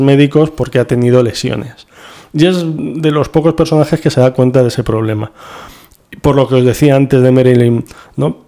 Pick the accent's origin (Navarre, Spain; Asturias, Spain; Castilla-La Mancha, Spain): Castilla-La Mancha, Spain; Toledo; Como toledano